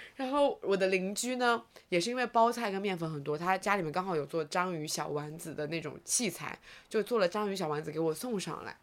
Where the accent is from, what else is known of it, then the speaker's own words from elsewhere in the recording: Zhejiang, China; 但是我们浙江人 真的吃得蛮咸的